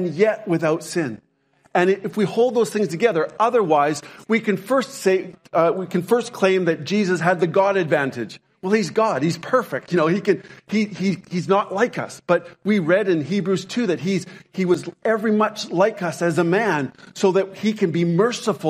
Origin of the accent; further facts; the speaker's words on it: Lethbridge, Alberta, Canada; When I was growing up in Canada, my hometown was Lethbridge, Alberta, Canada